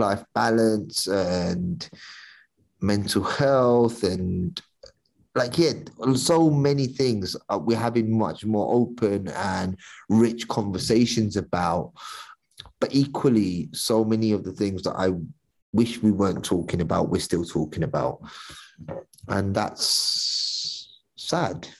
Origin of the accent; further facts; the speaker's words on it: London, United Kingdom; I grew up in East London.